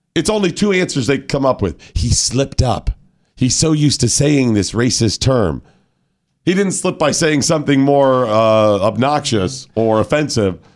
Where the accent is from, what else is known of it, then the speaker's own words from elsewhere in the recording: Chicago, Illinois, United States; I come from Chicago